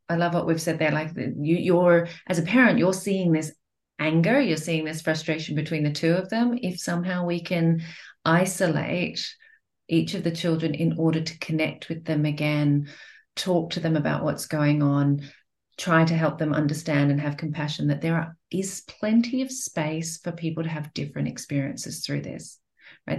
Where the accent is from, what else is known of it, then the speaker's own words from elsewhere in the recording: Australia; moved away; also born or lived in Europe / Asia; I'm from Australia and I'm based here now. But I've lived in Europe, I've lived in Asia